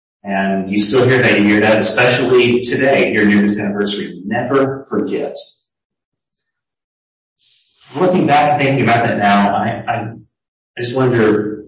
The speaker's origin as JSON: {"language": "English", "region": "Texas", "country": "United States", "said": "Being a Texan"}